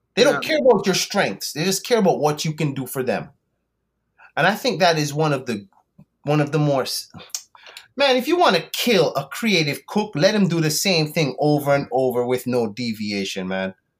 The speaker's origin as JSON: {"language": "English", "country": "Antigua & Barbuda", "tie": "born or raised there", "also_born_or_lived": "United Kingdom / South Florida, United States", "moved": "yes", "said": "i was born in the uk to west indian parents my mom is jamaican my dad is antiguan i grew up in antigua but i lived in the us for a little bit south florida"}